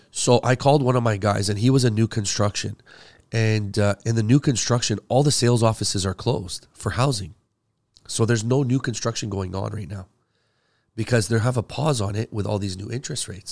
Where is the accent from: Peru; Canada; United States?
Canada; also born or lived in Middle East; I'm from the Middle East originally. Uh, I mean, I came here when I was five, so I'm really, like, Canadian